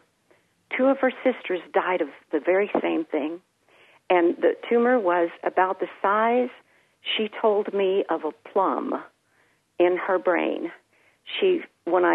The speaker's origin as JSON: {"language": "English", "town": "San Antonio", "region": "Texas", "country": "United States", "tie": "born or raised there", "said": "the home church that I was born into here in San Antonio"}